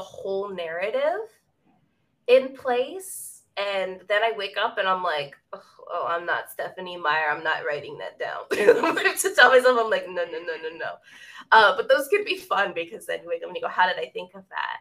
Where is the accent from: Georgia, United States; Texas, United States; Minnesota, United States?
Texas, United States; Central; also born or lived in Northeast USA; I live in Central Texas